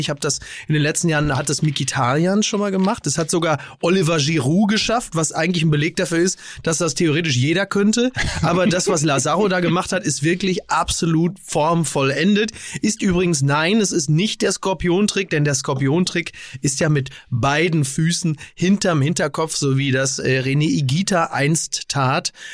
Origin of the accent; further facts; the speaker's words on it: Germany; als, als Deutscher